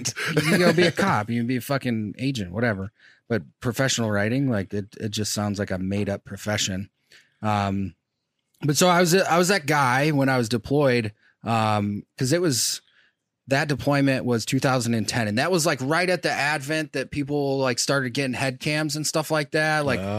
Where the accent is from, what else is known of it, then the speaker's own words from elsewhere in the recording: Michigan, United States; I'm from Michigan originally.